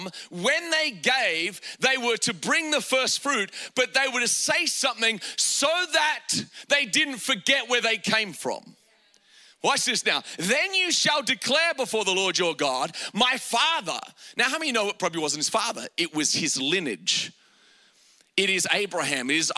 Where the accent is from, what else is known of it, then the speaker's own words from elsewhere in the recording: Australia; I grew up in Australia, and in Australia, we didn't grow up with a lot of money